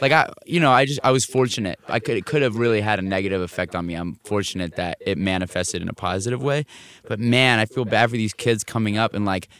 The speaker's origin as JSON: {"language": "English", "country": "France", "tie": "born or raised there", "said": "I grew up as one of those kids that was like either jumped for being American in France"}